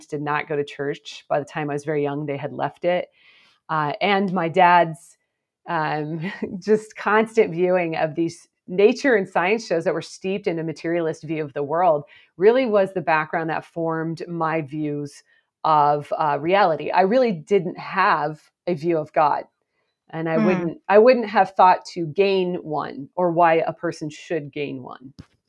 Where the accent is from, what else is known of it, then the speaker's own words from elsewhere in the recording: Portland, Oregon, United States; I grew up in the Pacific Northwest of the United States, and as you noted, in the Portland area, which I'm back there again.